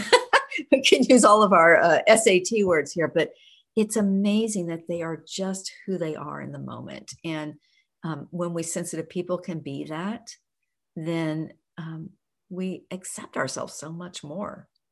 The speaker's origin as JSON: {"language": "English", "region": "Oklahoma", "country": "United States", "tie": "born or raised there", "said": "I grew up in Oklahoma in a very rural area."}